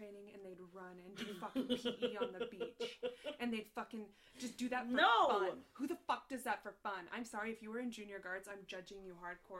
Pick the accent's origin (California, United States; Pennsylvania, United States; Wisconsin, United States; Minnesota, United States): California, United States; Southern; We're from Southern California, just SoCal.